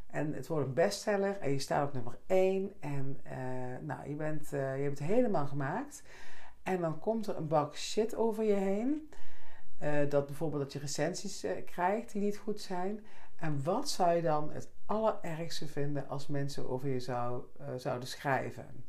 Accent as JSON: {"language": "Dutch", "country": "Netherlands", "tie": "born or raised there", "moved": "yes", "said": "Oresbeek, hè, dorp waar ik vandaan kwam"}